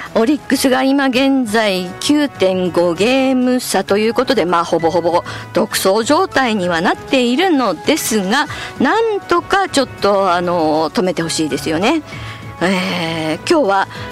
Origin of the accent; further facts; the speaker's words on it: Hokkaido, Japan; 北海道民